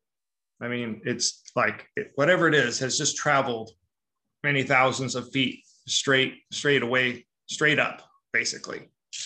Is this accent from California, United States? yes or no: yes; Long Beach, California, United States; I'm from Long Beach, where there's anytime you look up, there's like three helicopters